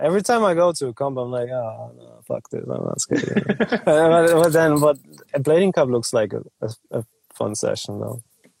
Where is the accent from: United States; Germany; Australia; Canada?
Germany